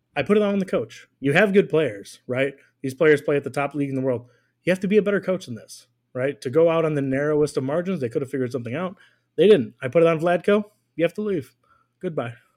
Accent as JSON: {"language": "English", "country": "United States", "said": "as an American"}